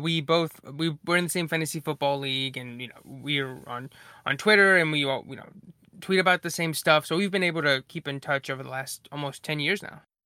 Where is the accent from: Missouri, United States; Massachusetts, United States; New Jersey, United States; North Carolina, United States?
North Carolina, United States; Asheboro; moved away as an adult; now in Raleigh, United States; we're, we're both from Ashboro, and, uh, yeah, uh, we graduated from high school in twenty eleven